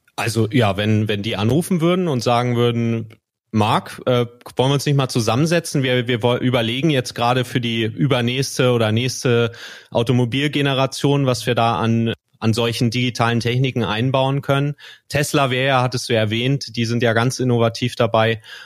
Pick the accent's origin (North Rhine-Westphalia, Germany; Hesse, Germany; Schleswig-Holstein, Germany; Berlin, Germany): Schleswig-Holstein, Germany; ich bin in Schleswig-Holstein gro groß geworden